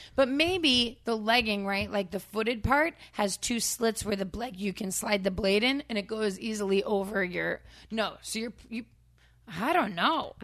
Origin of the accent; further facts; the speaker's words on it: Framingham, Massachusetts, United States; I am from Framingham, and it's one of those towns where every person that grew up in it